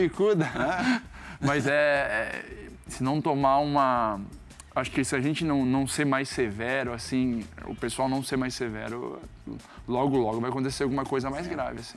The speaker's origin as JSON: {"language": "Portuguese", "region": "South Region", "country": "Brazil", "also_born_or_lived": "Netherlands", "moved": "as an adult", "said": "eu saí do Sul, novo, e fui"}